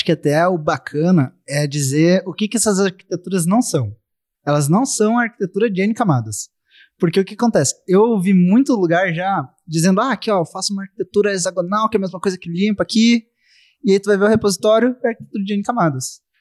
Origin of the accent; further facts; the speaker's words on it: Rio Grande do Sul, Brazil; eu sou do Rio Grande do é. Sul, eu tô aqui em BH